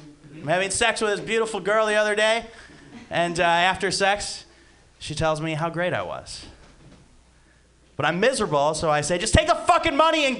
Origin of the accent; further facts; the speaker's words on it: Detroit, Michigan, United States; now in California, United States; And I'm from the Midwest where it snows, so I get extra sad during my SAD time. So I moved out here to California to try to escape that.